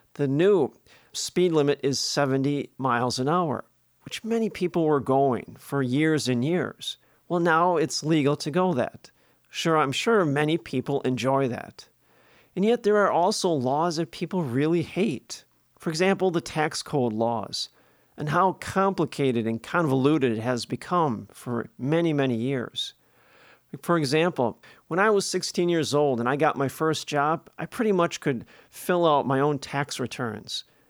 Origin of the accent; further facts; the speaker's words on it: Milwaukee, Wisconsin, United States; When I was growing up in Milwaukee as a kid, in the neighborhood